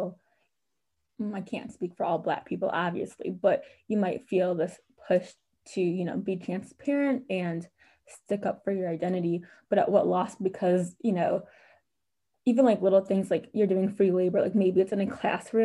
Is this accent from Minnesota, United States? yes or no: yes; Minneapolis, Minnesota, United States; we're from Minneapolis.